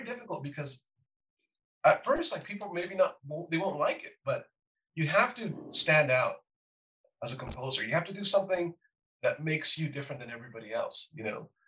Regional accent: Los Angeles, California, United States; growing up in East

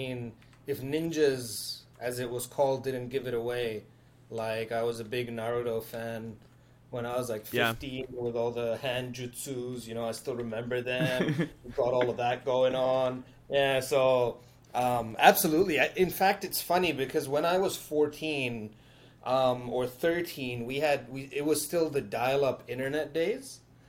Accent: Dubai, United Arab Emirates; moved away as an adult; now in Australia; I grew up in Dubai, that's where I lived for like the first 18 years of my life

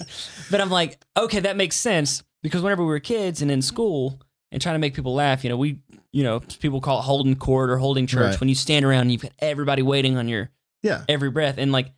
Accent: Appalachian Mountains, United States; Like, we grew up in the Appalachian Mountains.

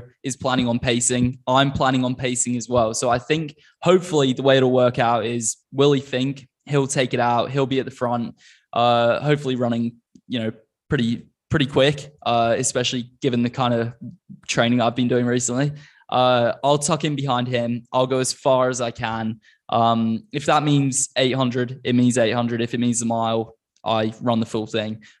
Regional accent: Queensland, Australia; moved away; in Australia where I grew up.

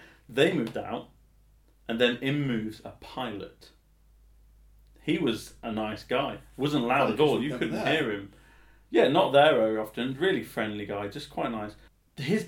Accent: England, United Kingdom; being incredibly English, as I am

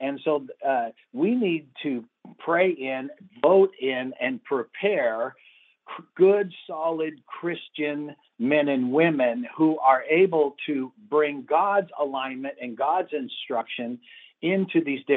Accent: Los Angeles, California, United States; I was raised in Los Angeles in the 60s during the Watts riots

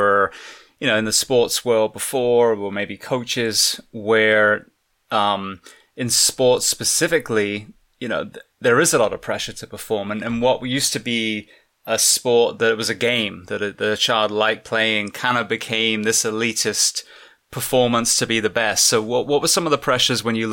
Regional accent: England, United Kingdom; now in United States; I'm English originally

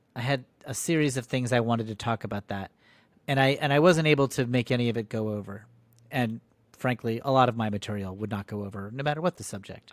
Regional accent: Connecticut, United States; I grew up in Connecticut

